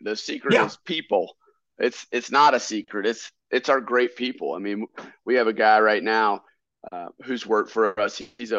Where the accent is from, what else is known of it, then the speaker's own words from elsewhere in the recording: Statesville, North Carolina, United States; we come from Statesville, North Carolina. It's right at the crossroads of I-40 and I-77, but it's in Iredell County.